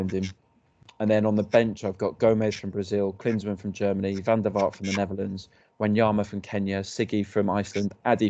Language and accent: English; Scotland, United Kingdom; as a Scot